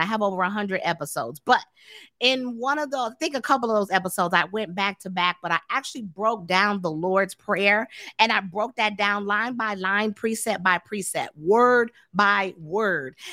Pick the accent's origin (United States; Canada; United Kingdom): United States; Tampa, Florida; now in Dallas, United States; I'm from Florida too. So um, I was raised in Tampa, St. Petersburg area.